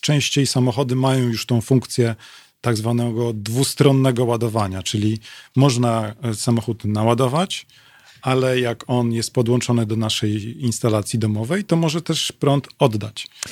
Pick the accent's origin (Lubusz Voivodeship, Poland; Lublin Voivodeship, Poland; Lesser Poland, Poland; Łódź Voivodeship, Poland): Lublin Voivodeship, Poland; Lublin; jestem z Lublina